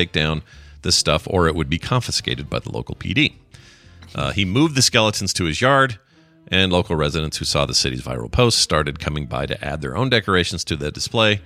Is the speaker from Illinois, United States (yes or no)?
no; Utah, United States; my home state of Utah